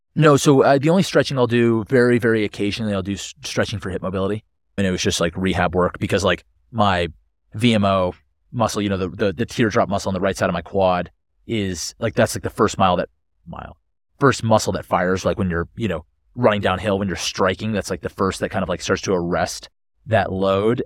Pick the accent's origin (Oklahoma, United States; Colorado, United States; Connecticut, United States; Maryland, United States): Connecticut, United States; now in Boulder, United States; growing up in Connecticut, like, we had, like, chickens and stuff